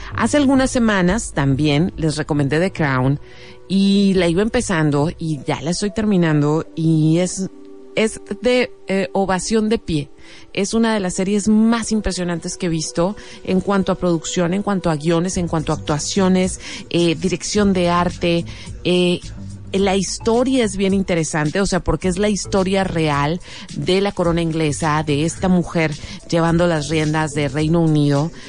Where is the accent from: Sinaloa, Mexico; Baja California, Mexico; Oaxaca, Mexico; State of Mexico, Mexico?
Baja California, Mexico; Mexicali; los mexicalenses